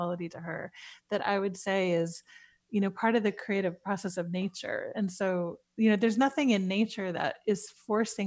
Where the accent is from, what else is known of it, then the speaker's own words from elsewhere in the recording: New York City, New York, United States; as a child growing up in New York City